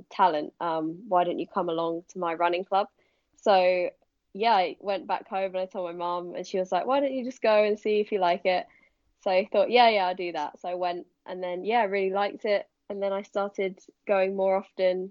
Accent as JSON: {"language": "English", "area": "Hampshire", "region": "South East England", "country": "United Kingdom", "tie": "born or raised there", "said": "I grew up in Hampshire, which is in England"}